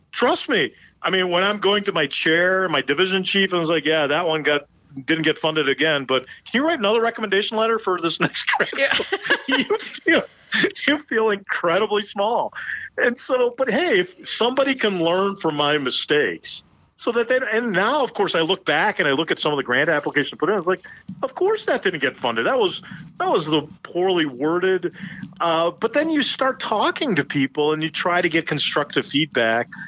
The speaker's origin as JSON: {"language": "English", "town": "Chicago", "region": "Illinois", "country": "United States", "tie": "born or raised there", "also_born_or_lived": "India", "said": "I was born in India, came here to the U.S., grew up in the suburbs of Chicago. My family moved back to India, then I came back."}